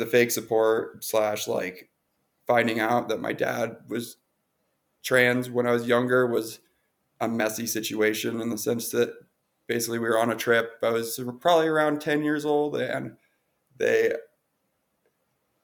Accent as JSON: {"language": "English", "region": "Montana", "country": "United States", "tie": "born or raised there", "also_born_or_lived": "New York City", "moved": "as an adult", "said": "I grew up in Montana until I was 19. And then I moved to New York City for culinary school"}